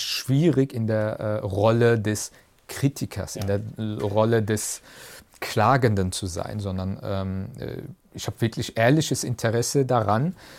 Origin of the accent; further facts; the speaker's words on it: Germany; Das ist meine Heimat. Deutschland ist meine Heimat.